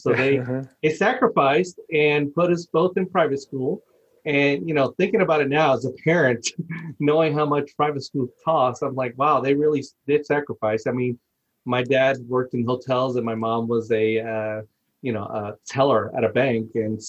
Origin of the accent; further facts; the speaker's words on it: Miami, Florida, United States; also born or lived in Bayamon, Puerto Rico; now in Oklahoma, United States; I was born in Puerto Rico, and then later on, when I was about 9 years old, my family moved to Miami, Florida, so I pretty much grew up in Miami, Florida.